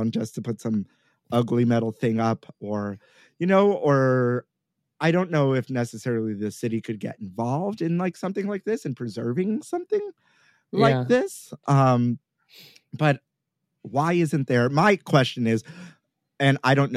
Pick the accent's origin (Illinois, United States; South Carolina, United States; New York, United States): New York, United States; New York City; I grew up here in New York City, born and raised.